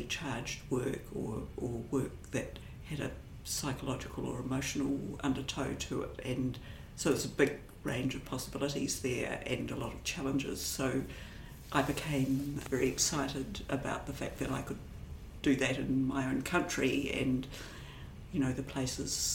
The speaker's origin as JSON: {"language": "English", "town": "Dunedin", "region": "Otago", "country": "New Zealand", "tie": "born or raised there", "moved": "as an adult", "lives_now": "Wellington, New Zealand", "said": "I grew up in Dunedin and lived there till I was maybe about 25"}